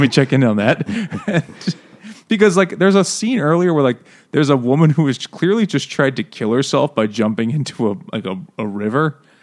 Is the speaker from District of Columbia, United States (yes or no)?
no; New York City, New York, United States; I'm from Queens.